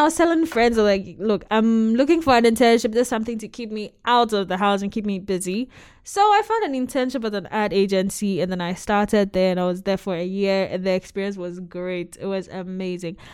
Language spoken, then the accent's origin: English; Ghana; moved away; I was born and raised in Ghana